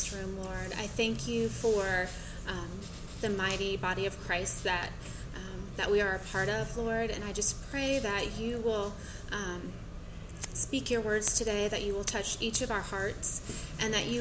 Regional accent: Gainesville, Florida, United States; I am from Gainesville, Florida. My husband is the college minister there

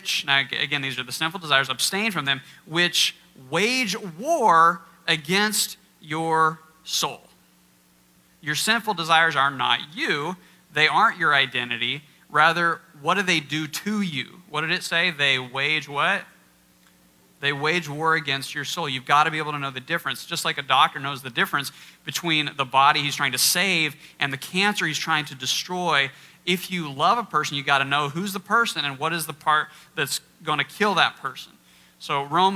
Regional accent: Kansas, United States; now in Iowa, United States; I'm from Kansas and moved to Iowa

